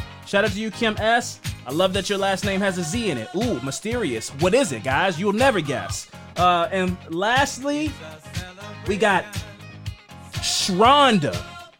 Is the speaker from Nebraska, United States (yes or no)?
yes; Nebraska, United States; I'm trans and from Nebraska and lived in Omaha, which is about 45 minutes from Lincoln.